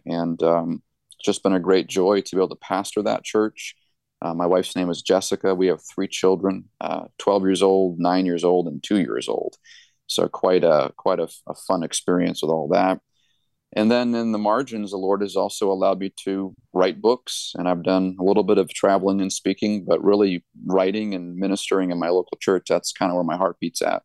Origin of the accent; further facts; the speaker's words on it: Gilmanton Iron Works, New Hampshire, United States; also born or lived in Allentown, Pennsylvania; I was born and raised here. This is my hometown